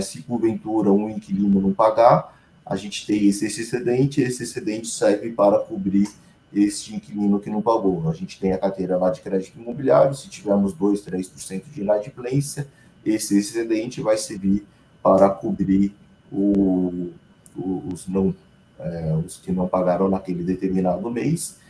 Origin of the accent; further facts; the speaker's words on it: Brazil; como bom brasileiro